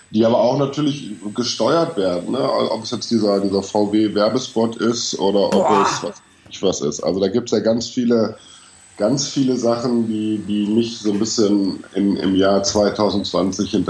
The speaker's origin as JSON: {"language": "German", "country": "Germany", "said": "Ich bin, ich bin Deutscher."}